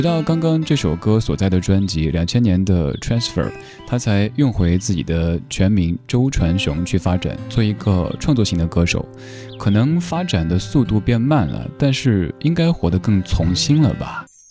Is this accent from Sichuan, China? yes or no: yes; Chengdu, Sichuan, China; now in Beijing, China; 生活在我们的家乡成都